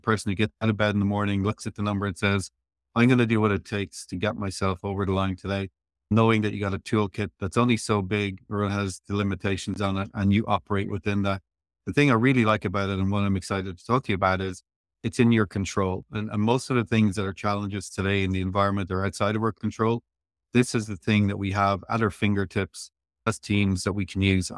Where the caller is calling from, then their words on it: Tralee, Munster, Ireland; I'm talking to you from Tralee, Kerry, Ireland in the Southwest.